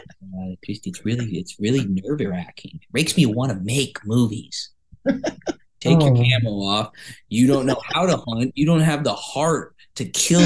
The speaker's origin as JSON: {"language": "English", "town": "Kansas City", "region": "Missouri", "country": "United States", "tie": "born or raised there", "said": "my hometown, Kansas City"}